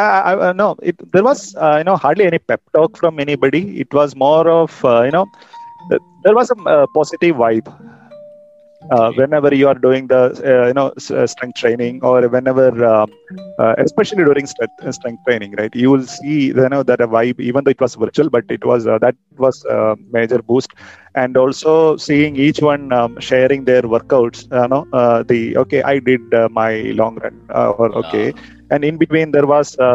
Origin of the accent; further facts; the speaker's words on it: Kerala, India; now in Bangalore, India; I'm basically from Kerala and now settled here in Bangalore with my family